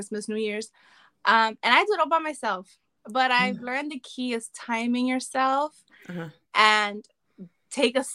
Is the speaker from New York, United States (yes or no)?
yes; New York City, New York, United States; I'm from Bronx, New York.